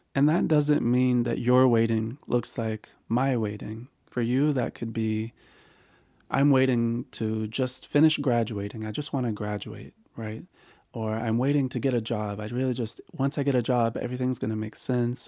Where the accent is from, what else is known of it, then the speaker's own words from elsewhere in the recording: North Carolina, United States; this is where I was raised in North Carolina